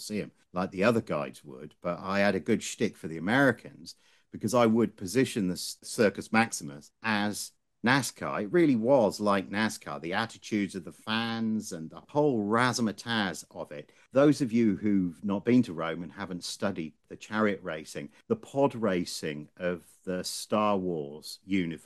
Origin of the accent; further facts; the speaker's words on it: England, United Kingdom; as an Englishman